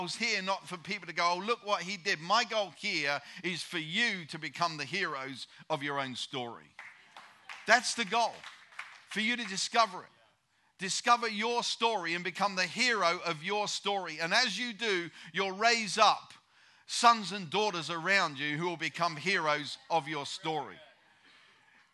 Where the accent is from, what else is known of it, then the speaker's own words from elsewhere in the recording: United Kingdom; I'm a Brit